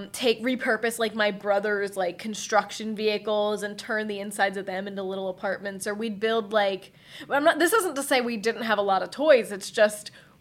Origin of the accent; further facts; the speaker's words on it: Upper Darby, Pennsylvania, United States; I grew up in Upper Darby